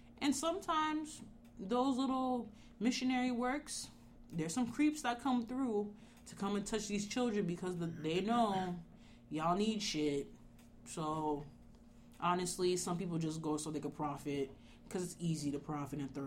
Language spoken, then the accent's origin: English; Haiti; moved away; I grew up in Haiti.